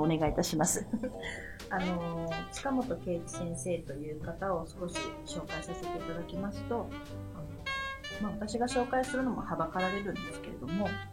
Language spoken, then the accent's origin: Japanese; Japan; also born or lived in China; 私と似たようなバックグラウンドを持つ中国生まれの日本育ち